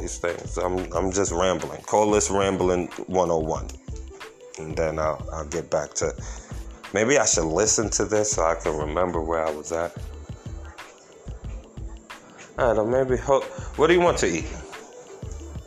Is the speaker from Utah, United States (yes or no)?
no; Yonkers, New York, United States; moved away as an adult; now in North Carolina, United States; I grew up in Yonkers, New York